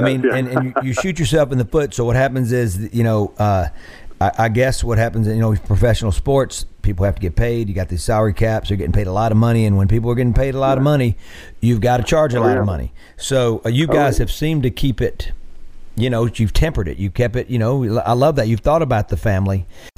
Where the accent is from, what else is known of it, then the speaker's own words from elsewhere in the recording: Mississippi, United States; I like saying that's about as southern as I can get, even though I grew up in the Delta.